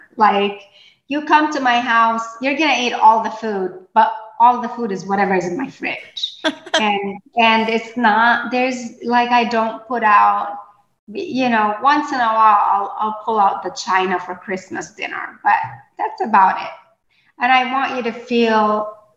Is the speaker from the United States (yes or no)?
no; Port Said, Port Said Governorate, Egypt; moved away; I was born and raised in Port Said, Egypt